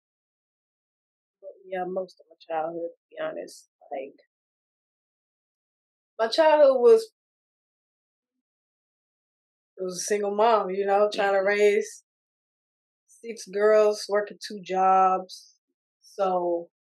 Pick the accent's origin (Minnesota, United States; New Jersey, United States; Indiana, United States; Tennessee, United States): Tennessee, United States; Murfreesboro; moved away as an adult; also born or lived in Mississippi; raised in Tennessee.